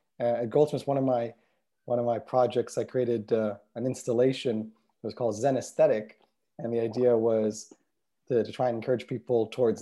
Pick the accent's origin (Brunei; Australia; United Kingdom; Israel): Israel; also born or lived in United States; I guess I grew up bicultural, growing up between being born in the States and then growing up in Israel and going back and forth during my childhood between the two countries.